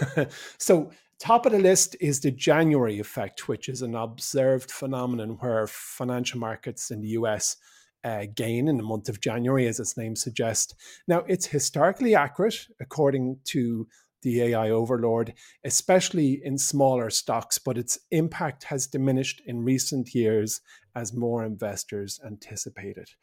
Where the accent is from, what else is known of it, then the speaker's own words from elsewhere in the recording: Ireland; we're an English-speaking nation, where most people go to university